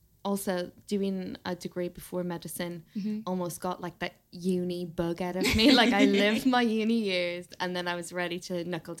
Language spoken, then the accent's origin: English; Ireland; So I grew up in Ireland and I did the equivalent of the A levels.